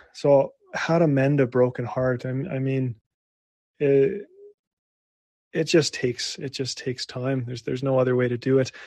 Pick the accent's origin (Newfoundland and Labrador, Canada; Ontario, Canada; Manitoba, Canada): Manitoba, Canada; Winnipeg; my hometown of Winnipeg